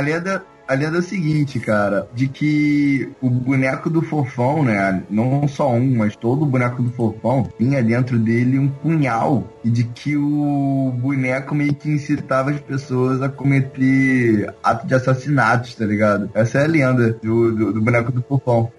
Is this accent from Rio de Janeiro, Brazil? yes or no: yes; Rio de Janeiro, Brazil; eu sou do Rio